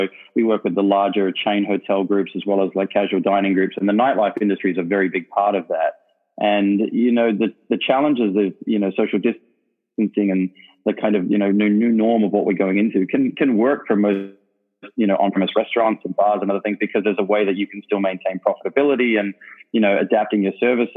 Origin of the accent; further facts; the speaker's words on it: Perth, Western Australia, Australia; moved away as an adult; also born or lived in London / Miami; I grew up in Perth